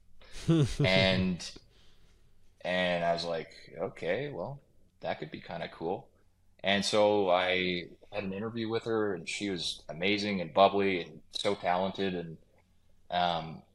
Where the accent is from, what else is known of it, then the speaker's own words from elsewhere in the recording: Kawartha Lakes, Ontario, Canada; also born or lived in Steamboat Springs / Lake Tahoe / British Columbia / Muskoka; now in Port Carling, Canada; I grew up in Kawartha Lakes, which is an hour and a half south of Muskoka